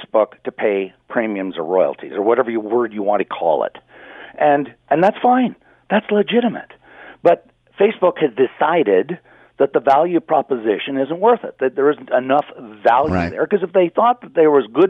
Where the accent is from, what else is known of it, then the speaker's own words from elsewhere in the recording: Canada; I'm a Canadian